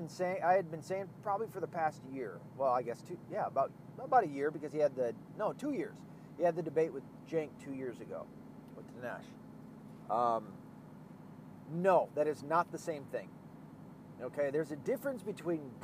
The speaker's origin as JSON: {"language": "English", "region": "Arkansas", "country": "United States", "moved": "yes", "lives_now": "Michigan, United States", "said": "I'm from the South. I was born in Arkansas."}